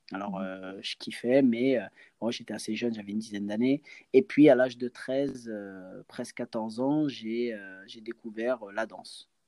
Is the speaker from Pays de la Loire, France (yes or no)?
yes; Angers, Pays de la Loire, France; chez moi à Angers